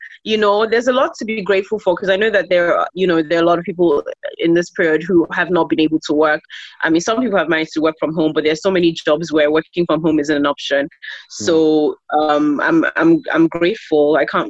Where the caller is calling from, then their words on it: Lagos, Nigeria; I'm joining you from Lagos, Nigeria.